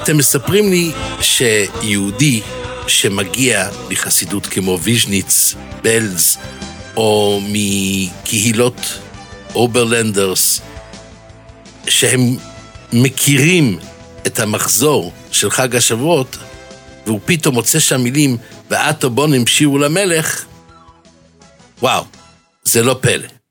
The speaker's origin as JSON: {"language": "Hebrew", "town": "Jerusalem", "region": "Jerusalem District", "country": "Israel", "tie": "born or raised there", "said": "בילדותי גדלתי בשערי חסד"}